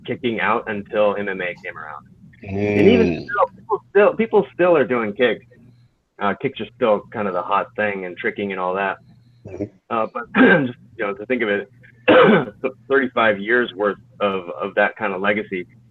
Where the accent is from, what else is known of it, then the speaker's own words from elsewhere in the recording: Redding, California, United States; moved away as an adult; also born or lived in San Francisco, California; my hometown, Redding, Northern California